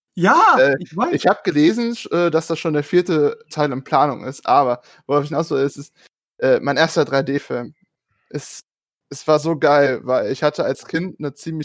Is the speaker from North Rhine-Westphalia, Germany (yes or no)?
yes; small hometown with the Steinmüller site, North Rhine-Westphalia, Germany; moved away as an adult; now in near Stuttgart, Germany; ich bin in dieser Stadt groß geworden